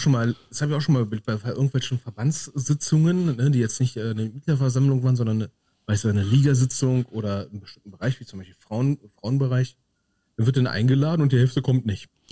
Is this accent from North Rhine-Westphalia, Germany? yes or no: yes; North Rhine-Westphalia, Germany; bei uns in Nordrhein-Westfalen